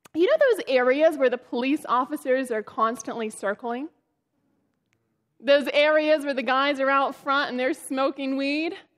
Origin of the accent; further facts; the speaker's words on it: Northern California, United States; I am from Northern California